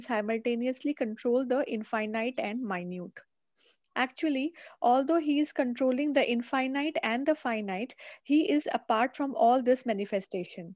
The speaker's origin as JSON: {"language": "English", "region": "Delhi", "country": "India", "tie": "born or raised there", "also_born_or_lived": "Coimbatore", "first_language": "Hindi", "second_language": "English"}